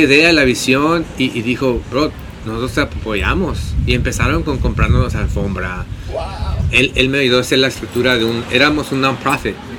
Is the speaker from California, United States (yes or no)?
yes; San Diego, California, United States; moved away as an adult; now in Los Angeles, United States; nací en San Diego, de, mi mamá es de Tijuana